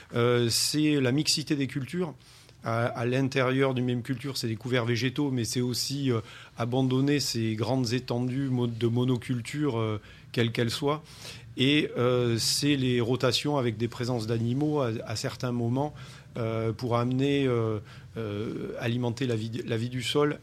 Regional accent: France; ma famille a atterri en 62. Hein. moi, j'étais tout petit à l'époque. Et c'est là où j'ai grandi.

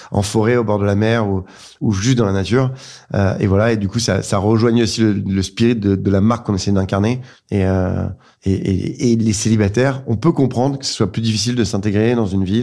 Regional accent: Dijon, Bourgogne-Franche-Comté, France; also born or lived in Lyon / Reims; Moi, j'ai grandi à Dijon à Dijon, à Lyon, à Reims. J'avais pas mal bougé, mais, mais, c'est à Dijon que j'ai gardé euh, de nombreuses attaches.

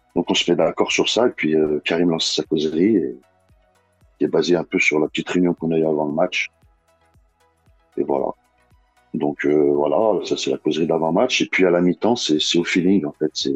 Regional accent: Bron, Auvergne-Rhône-Alpes, France; je suis Bron à la base, j'ai grandi à Bron. C'est mon quartier

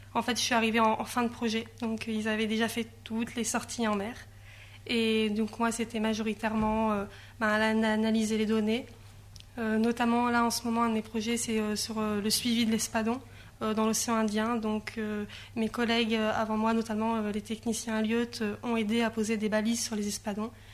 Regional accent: Grenoble, Auvergne-Rhône-Alpes, France; moved away; j'ai grandi à Grenoble, donc euh, j'étais loin de la mer

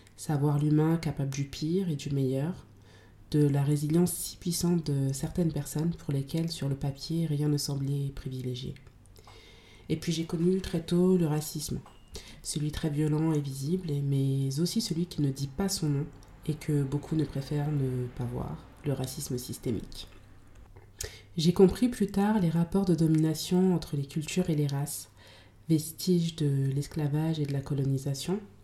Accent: France; Je suis née en France, dans les années 90, d'un père malien et d'une mère euh, maliano-guinéenne.

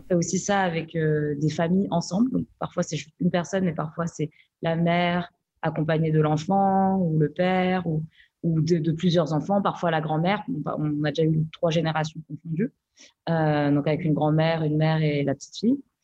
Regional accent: France; Nous, on est nés ici. Donc, du coup, on a aussi cette galère de se dire, mais en fait, euh, je suis française

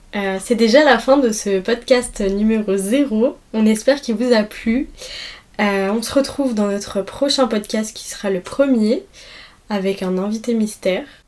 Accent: a village in the Var, Provence-Alpes-Côte d'Azur, France; moved away as an adult; now in Nice, France; village dans le Var

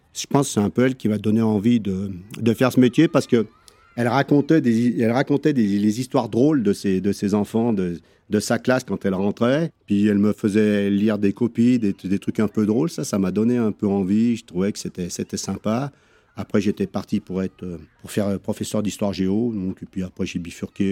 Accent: Chambéry, Auvergne-Rhône-Alpes, France; moved away as an adult; now in Courchevel, France; je suis né en 1959 à Chambéry. Je suis resté pendant à peu près 24 euh, ans sur Chambéry à faire des études

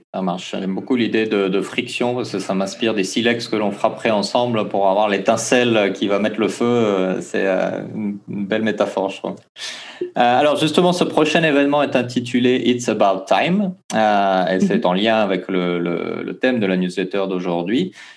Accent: French Polynesia; chez nous, en Polynésie

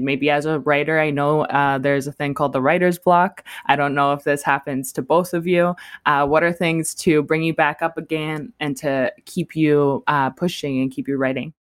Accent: Alberta, Canada; moved away; I think we're all from Alberta

